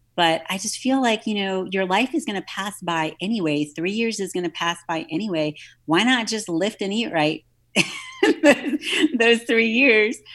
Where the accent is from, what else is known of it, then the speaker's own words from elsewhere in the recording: New Orleans, Louisiana, United States; I grew up in New Orleans